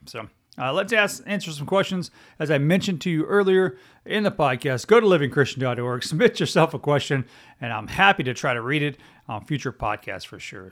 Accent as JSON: {"language": "English", "region": "Texas", "country": "United States", "said": "I'm a United States citizen, before I am a Texan"}